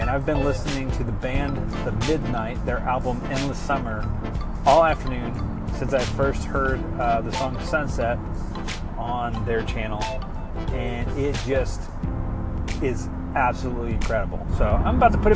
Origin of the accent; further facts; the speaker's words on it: South Louisiana, United States; now in Anderson County, Kentucky, United States; I am from South Louisiana